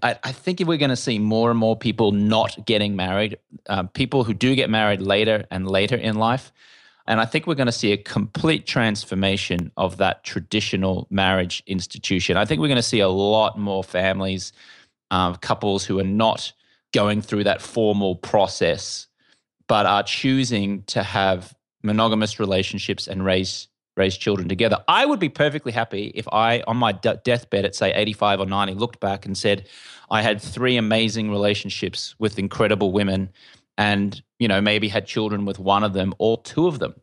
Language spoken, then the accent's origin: English; Brisbane, Queensland, Australia; moved away as an adult; also born or lived in London; now in Los Angeles, United States; you can tell I'm an Australian. Uh, I grew up in Brisbane, in Australia